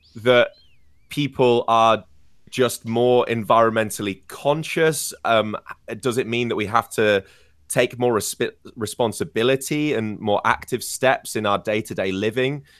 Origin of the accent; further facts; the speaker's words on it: Scarborough, Yorkshire and the Humber, United Kingdom; moved away; the city of York, which is basically my hometown, or at least it's the biggest city closest to my home of Scarborough